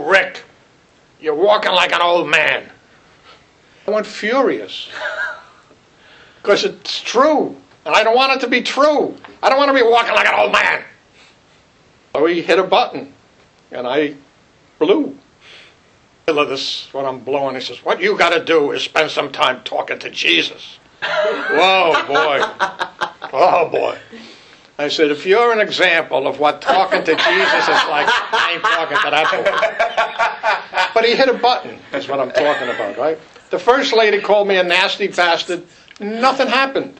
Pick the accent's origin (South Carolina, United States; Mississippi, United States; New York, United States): New York, United States; New York City; I grew up in Brooklyn.